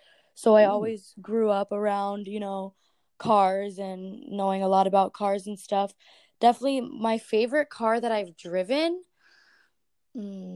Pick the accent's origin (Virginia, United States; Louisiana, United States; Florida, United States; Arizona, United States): Florida, United States; Miami; I'm from Miami, Florida, born and raised.